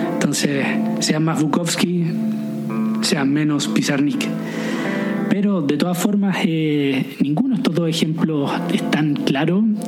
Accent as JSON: {"language": "Spanish", "town": "Viña del Mar", "region": "Valparaíso", "country": "Chile", "also_born_or_lived": "France", "moved": "yes", "said": "soy de Viña del Mar y eso no significa nada, soy de Chile"}